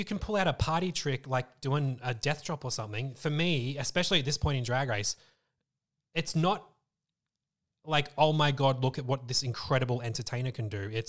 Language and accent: English; Moorabbin, Victoria, Australia; Eastern suburbs, Moorabbin.